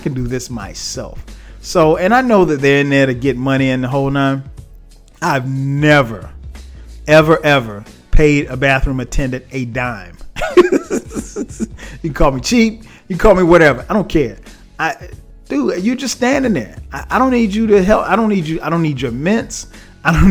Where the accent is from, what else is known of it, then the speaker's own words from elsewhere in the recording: South Carolina, United States; I'm from South Carolina.